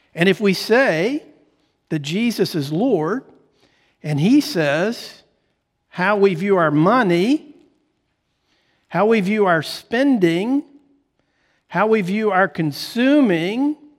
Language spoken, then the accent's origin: English; United States; I'm an American